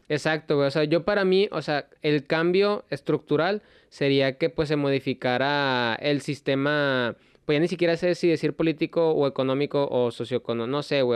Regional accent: Mexico; uno como mexicano

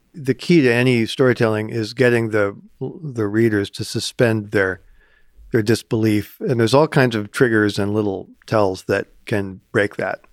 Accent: Ames, Iowa, United States; growing up in Ames

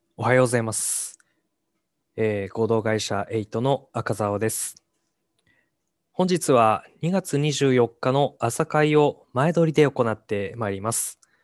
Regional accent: Hachinohe, Aomori, Japan; 地元の八戸に戻って

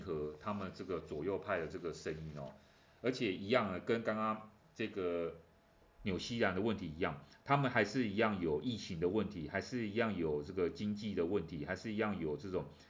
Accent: Taiwan; 对我们台湾人来讲呢

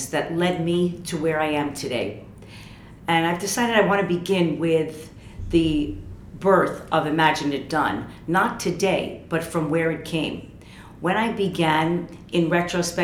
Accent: United States; moved away as an adult; also born or lived in New York / Paris; Working as an American in Paris, speaking French

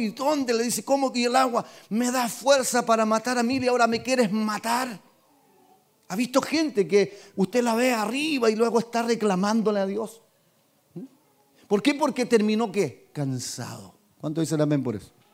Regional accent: Talca, Maule, Chile; yo soy de Talca, mi ciudad es esta, mi nacimiento, mi cuna, mis padres, mis abuelos, todos de Talca

